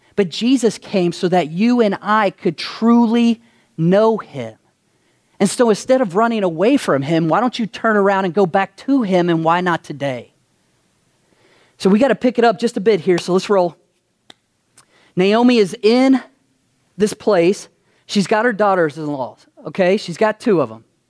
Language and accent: English; Kentucky, United States; moved away as an adult; now in Las Vegas, United States; I'm from Kentucky